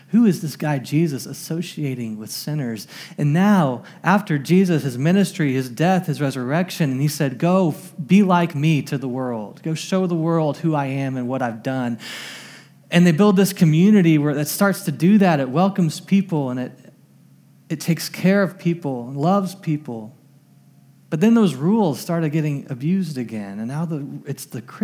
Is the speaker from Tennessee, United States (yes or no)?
no; Springfield, Missouri, United States; my hometown, Springfield, Missouri